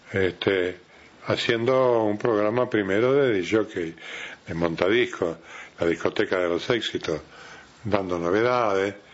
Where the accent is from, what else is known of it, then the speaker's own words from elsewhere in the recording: Rocha, Uruguay; yo cuando me vine de Rocha, vine a estudiar para bancario.